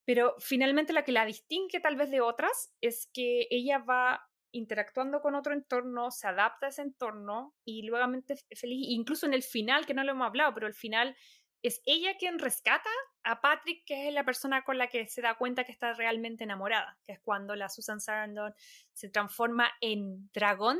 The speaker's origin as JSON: {"language": "Spanish", "country": "Chile", "tie": "born or raised there", "moved": "as an adult", "lives_now": "Los Angeles, United States"}